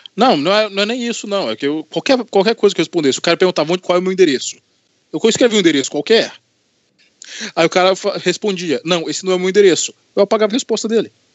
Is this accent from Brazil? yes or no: yes; Anápolis, Goiás, Brazil; also born or lived in Governador Valadares, Minas Gerais / Divinópolis, Minas Gerais; eu mudei para Anápolis, Goiás, para casa do meu avô